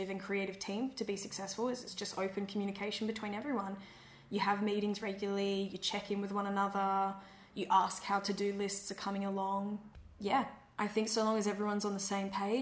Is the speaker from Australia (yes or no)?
yes; Perth, Western Australia, Australia; Perth will always be home in the sense that I will always say I'm from Perth and my parents live here and my family's here